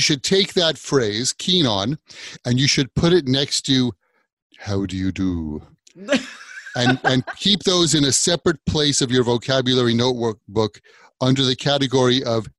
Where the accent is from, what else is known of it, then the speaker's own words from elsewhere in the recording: New York, United States; I'm a New Yorker. I'm across the ocean or the pond, as they say, from England.